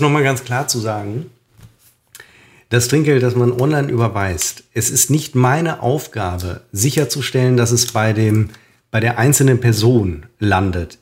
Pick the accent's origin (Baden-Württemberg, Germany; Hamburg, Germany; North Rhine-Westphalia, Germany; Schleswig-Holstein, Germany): North Rhine-Westphalia, Germany; Münster; ich bin Münsteraner.